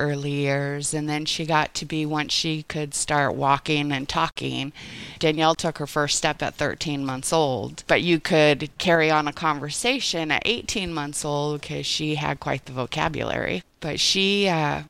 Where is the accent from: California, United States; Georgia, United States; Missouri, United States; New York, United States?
California, United States; Oregon border, Northern; moved away as an adult; also born or lived in Bangor / Los Angeles, California; I was born in Bangor in 1971, moved to LA when I was two, lived out in Southern California for about 7-8 years, and then we moved to Northern California, Oregon border. And I grew up there